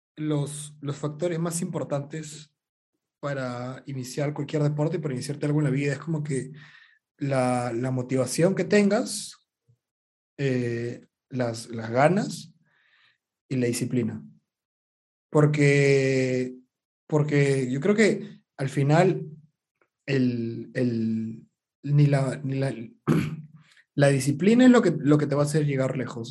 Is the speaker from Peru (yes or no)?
yes; Arequipa, Peru; moved away as an adult; also born or lived in Lima; soy arequipeño